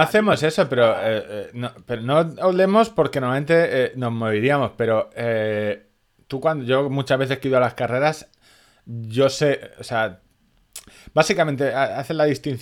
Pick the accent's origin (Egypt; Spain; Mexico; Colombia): Spain; Orihuela, Valencian Community; en mi pueblo, en Orihuela, cerca de Murcia